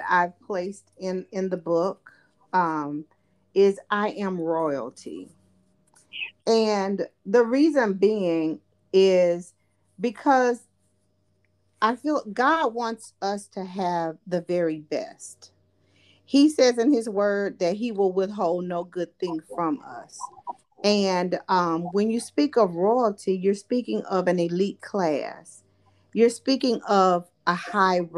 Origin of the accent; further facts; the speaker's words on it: West Baton Rouge, Louisiana, United States; I am from the West Baton Rouge area